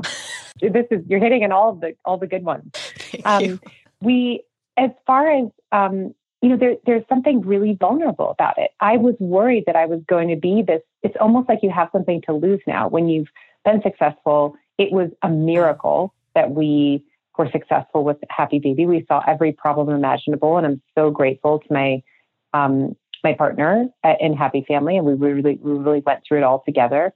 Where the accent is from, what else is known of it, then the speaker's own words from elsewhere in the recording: Minnesota, United States; moved away as an adult; also born or lived in Manhattan, New York; now in Idaho, United States; I grew up in Minnesota